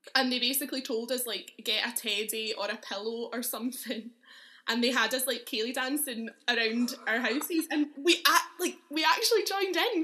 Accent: Uddingston, Scotland, United Kingdom; also born or lived in Edinburgh; I grew up in Uddingston, which is a little town near Glasgow

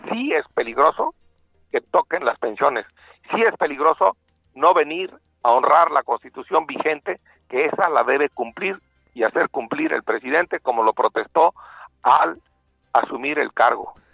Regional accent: Michoacán, Mexico; yo soy de Michoacán, soy vecino de Querétaro

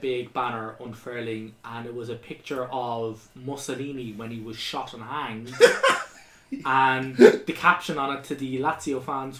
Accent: Ireland; as Irish people

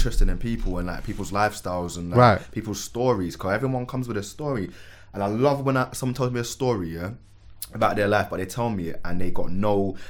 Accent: Manchester, North West England, United Kingdom; also born or lived in Lewisham, London / Birmingham / Catford, London; I was born in Lewisham Hospital, but raised in Manchester. And my dad's a Catford boy, and he was born and raised in Catford. So I'd be like back and forth from my mum and dad's house in Catford.

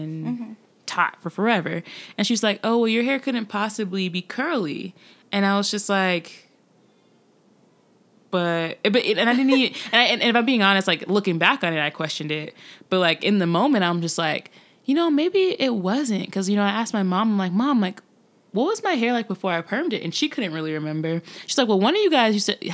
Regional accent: North Carolina, United States; So I grew up in the South. I grew up in North Carolina

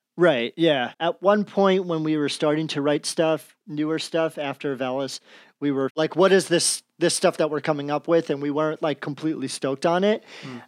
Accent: New Jersey, United States; I'm from Jersey

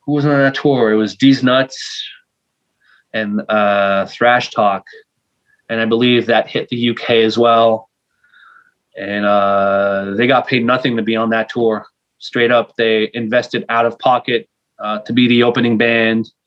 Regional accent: Montreal, Quebec, Canada; first language fr; English is a second language; Uh, French is my first language. Uh, the thing with Montreal, uh, Montreal is actually an island

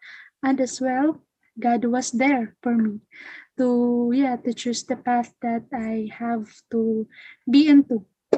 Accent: Philippines; I am from the Philippines

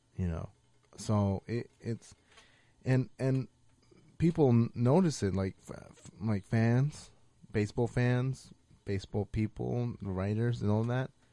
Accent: United States; I am American

